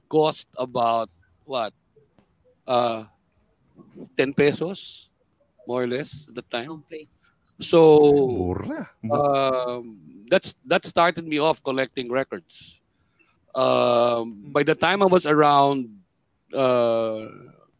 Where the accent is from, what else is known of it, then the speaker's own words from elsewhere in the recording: Manila, Metro Manila, Philippines; also born or lived in Pasay; I was born in Paco, in Manila. That was in 1963.